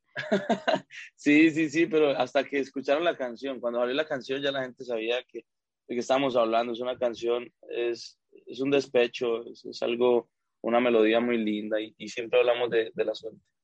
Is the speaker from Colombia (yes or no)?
yes; Colombia; yo soy colombiano